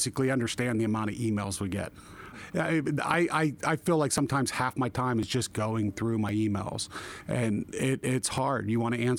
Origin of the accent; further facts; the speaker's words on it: Jefferson County, Pennsylvania, United States; I come from Jefferson County in northern Indiana County, the District 66 here in Pennsylvania